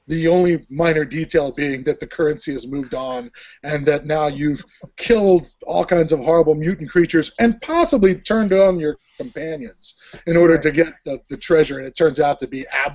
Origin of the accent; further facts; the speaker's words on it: Central Florida, United States; when I was growing up in Florida, and Petty's got 10 years on me. But when I was growing up in Central Florida